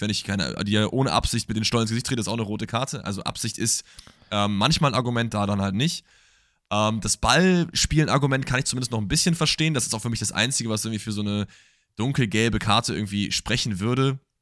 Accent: Germany; das Land ist, aus dem ich komme

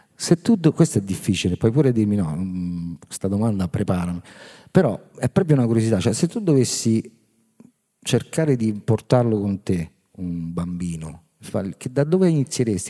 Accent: Rome, Lazio, Italy; noi, diciamo, romani fortunati

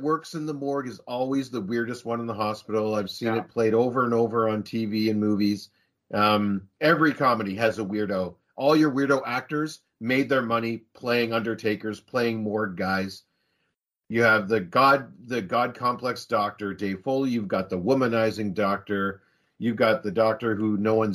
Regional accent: Canada

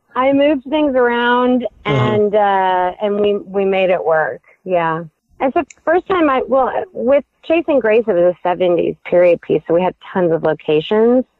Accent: Midwest, United States; also born or lived in Indiana / Michigan; I was raised in the Midwest

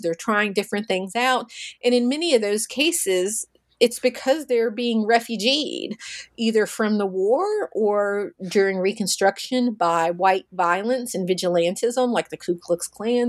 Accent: Russellville, Kentucky, United States; in my hometown of Russellville, Kentucky

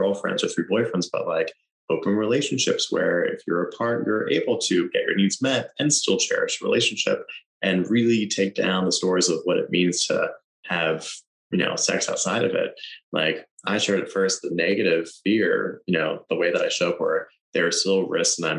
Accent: Pennsylvania, United States; moved away; I go back to my home state in Pennsylvania

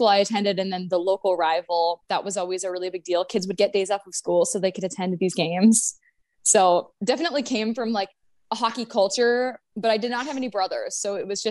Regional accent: North Dakota, United States; moved away as an adult; now in Nashville, United States; I was born and raised in North Dakota

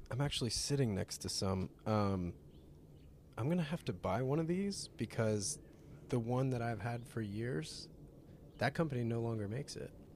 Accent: North Carolina, United States; growing up in North Carolina

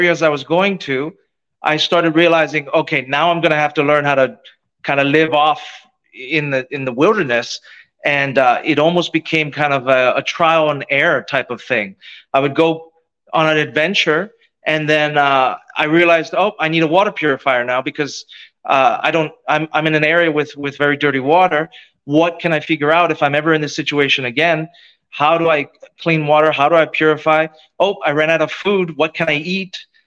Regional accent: Youngstown, Ohio, United States; moved away; I grew up in Youngstown, Ohio, kind of a steel town in the Rust Belt.

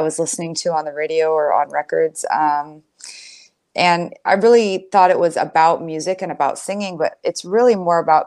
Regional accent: San Diego, California, United States; I grew up in San Diego

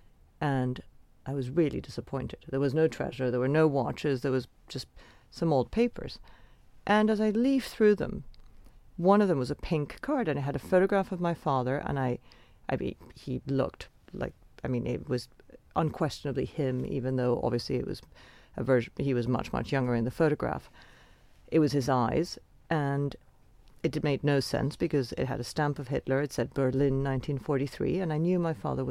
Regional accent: Venezuela; I grew up in Venezuela with a very mysterious father

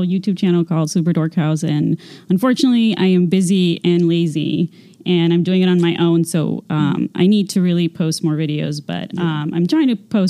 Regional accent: Mexicali, Baja California, Mexico; moved away as an adult; also born or lived in Virginia; now in Los Angeles, United States; I lived in Mexico until I was 18. I grew up there

